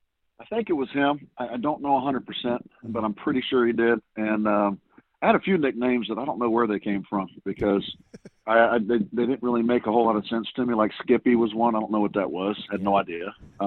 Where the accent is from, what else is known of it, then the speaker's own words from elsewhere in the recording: Detroit, Michigan, United States; And I grew up watching him in Detroit, you know, so yeah.